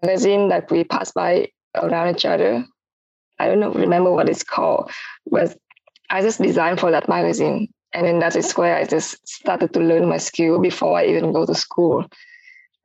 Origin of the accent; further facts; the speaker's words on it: Ho Chi Minh City, Vietnam; moved away as an adult; also born or lived in Malaysia; I am from Saigon, Vietnam